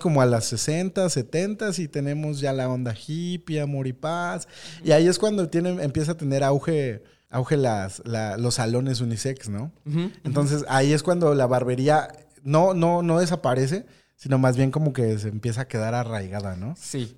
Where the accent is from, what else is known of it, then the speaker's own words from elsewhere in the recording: Mexico; nuestra identidad como mexicanos